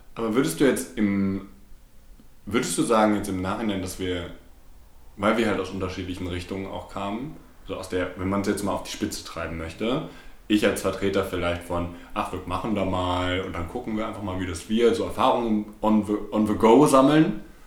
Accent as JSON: {"language": "German", "town": "Bochum", "region": "North Rhine-Westphalia", "country": "Germany", "tie": "born or raised there", "also_born_or_lived": "Berlin / London", "said": "bin zwar hier geboren und äh, lebt den Großteil meines Lebens schon hier"}